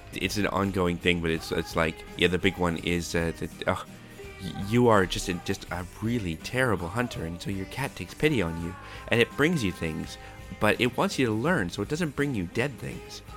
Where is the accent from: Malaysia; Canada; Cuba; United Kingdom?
Canada; I'm Canadian